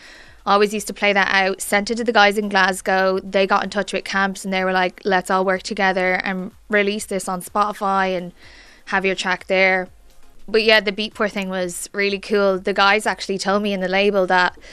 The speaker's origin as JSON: {"language": "English", "town": "Naas", "region": "County Kildare", "country": "Ireland", "said": "I'm from Naas, Kildare"}